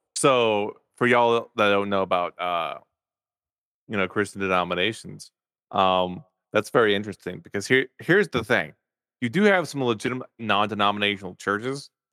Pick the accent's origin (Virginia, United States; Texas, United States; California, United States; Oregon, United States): Texas, United States; Farmersville; I grew up in Farmersville, Texas.